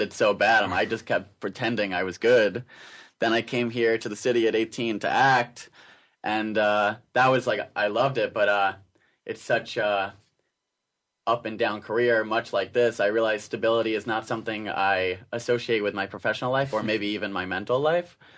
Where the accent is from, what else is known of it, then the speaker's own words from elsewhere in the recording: Suffolk County, Long Island, New York, United States; now in New York City, United States; I grew up in Long Island as well, but uh, a little further out in Suffolk County, closer to the Hamptons